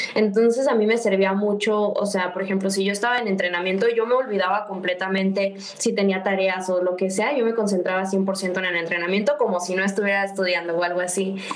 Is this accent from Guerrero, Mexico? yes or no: no; Guadalajara, Jalisco, Mexico; moved away as an adult; also born or lived in Mexico City; Soy de Guadalajara, aquí pues está mi casa, mi familia